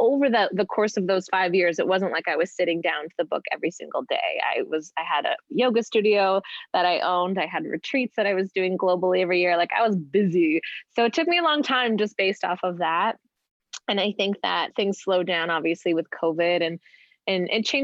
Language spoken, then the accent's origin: English; Canada; also born or lived in Vancouver; I'm Canadian and was living in Vancouver